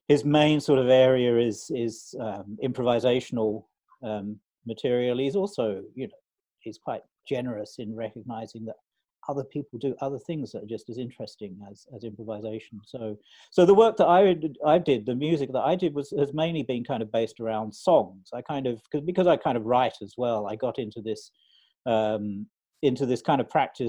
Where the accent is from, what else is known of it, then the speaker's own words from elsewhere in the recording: London, United Kingdom; moved away as an adult; also born or lived in Australia; I'm from London originally